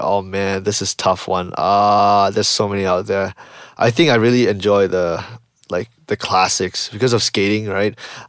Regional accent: Malaysia; I'm from Malaysia.

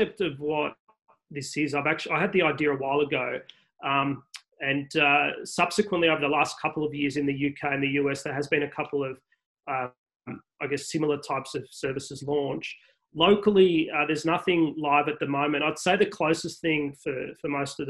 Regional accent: Melbourne, Victoria, Australia; moved away; I grew up in Moonee Ponds

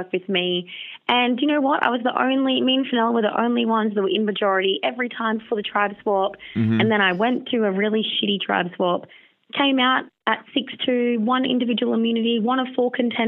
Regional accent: Noosa, Queensland, Australia; I'm from Noosa. I work in HR

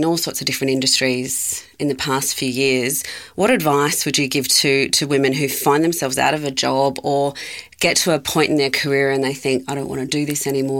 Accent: Sydney, New South Wales, Australia; So I grew up in Sydney, and and I, in the 80s and 90s, I'm a little bit older than you

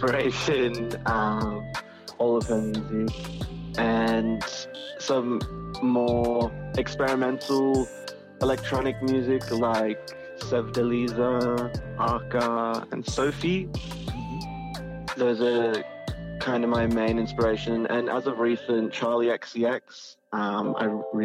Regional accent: Sydney, New South Wales, Australia; I am from Sydney, Australia

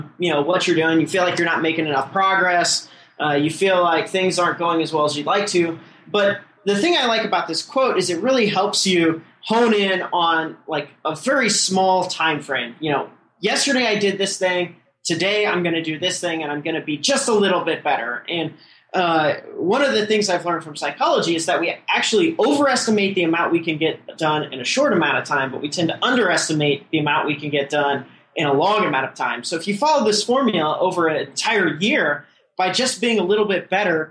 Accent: Midwest, United States; moved away as an adult; now in Silicon Valley, United States; I was, born and raised in the Midwest

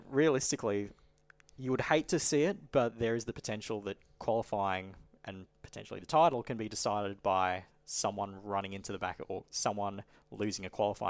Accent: North Queensland, Australia; moved away; I'm originally from North Queensland

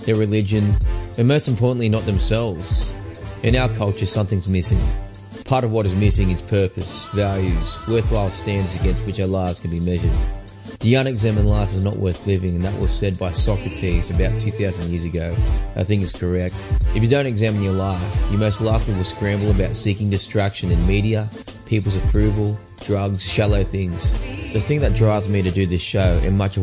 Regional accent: Newcastle, New South Wales, Australia; accent: Australian; also born or lived in South Korea; Newcastle, which is my hometown

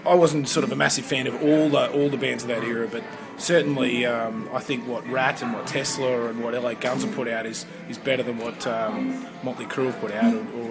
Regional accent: Queensland, Australia; I'm actually a Queenslander

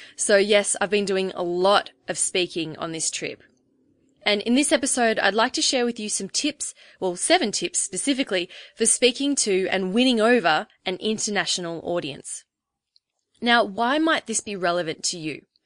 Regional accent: Australia; accent: Australian; as an Australian, I always say brekkie instead of breakfast.

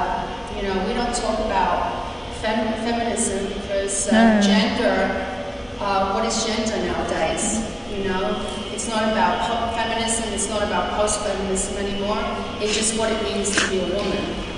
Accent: New York City, New York, United States; also born or lived in England / Montreal, Canada; now in Melbourne, Australia; I'm originally from England, but I just arrived in Melbourne from Montreal, Canada. I'm a visual artist and I make sound, I'm a sound artist. And there's a lot of things I heard today, and I just wanted to say that I grew up during the same time as you girls, but in New York City.

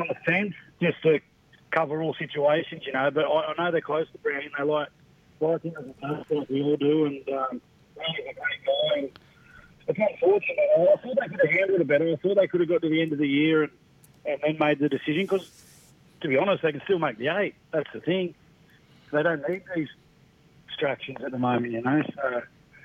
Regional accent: Central Coast, New South Wales, Australia; I grew up on the Central Coast near Newcastle

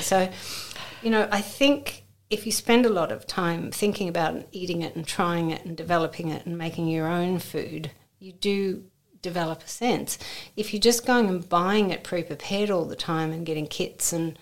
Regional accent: Australia; now in United Kingdom; growing up in Oz

